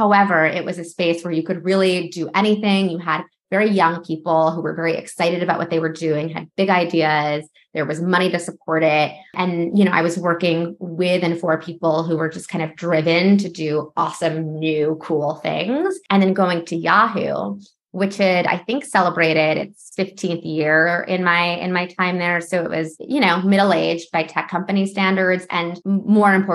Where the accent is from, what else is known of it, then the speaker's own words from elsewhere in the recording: New York, United States; also born or lived in Los Angeles; I'm from New York